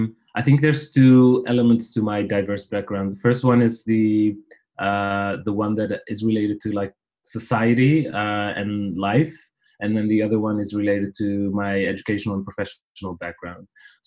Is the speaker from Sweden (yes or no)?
no; near Amsterdam, North Holland, Netherlands; first language Riffian (Tarifit); English is a second language; moved away as an adult; also born or lived in Paris / London; now in Dublin, Ireland; I was born and raised in the Netherlands near Amsterdam. My parents are immigrants from Morocco. I lived most of my life in the Netherlands.